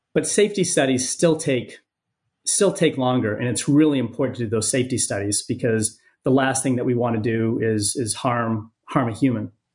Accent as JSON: {"language": "English", "region": "Maine", "country": "United States", "also_born_or_lived": "San Diego", "moved": "yes", "said": "my home state of Maine"}